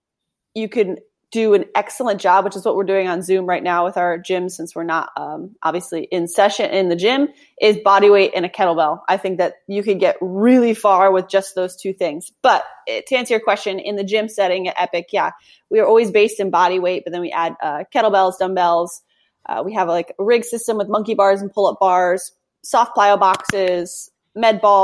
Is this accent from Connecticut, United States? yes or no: yes; Connecticut, United States; moved away as an adult; also born or lived in Malibu, California; I grew up in Connecticut